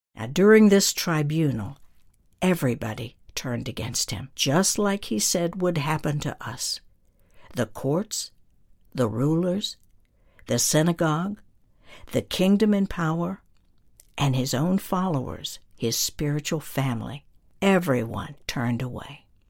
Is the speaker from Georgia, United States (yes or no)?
yes; North Georgia, United States; moved away; my hometown in North Georgia